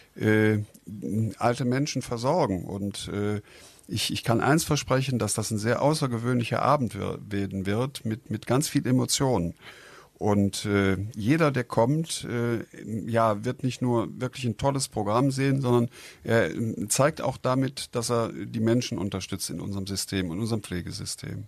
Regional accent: Düsseldorf, North Rhine-Westphalia, Germany; ich komme auch aus Düsseldorf

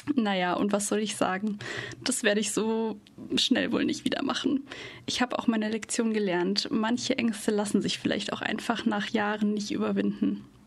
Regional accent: Munich, Bavaria, Germany; now in Cologne, Germany; in meiner Heimatstadt München

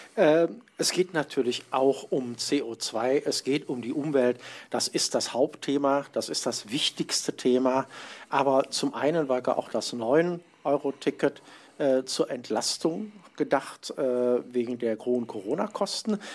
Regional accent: Mönchengladbach, North Rhine-Westphalia, Germany; in Mönchengladbach, um, wo ich herkomme, wo ich mhm. wohne

